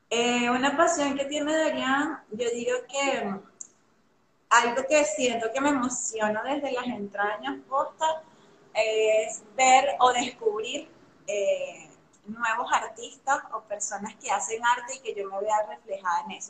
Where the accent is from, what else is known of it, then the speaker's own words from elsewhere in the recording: Venezuela; moved away as an adult; now in Argentina; soy venezolana, tengo siete años viviendo aquí en Argentina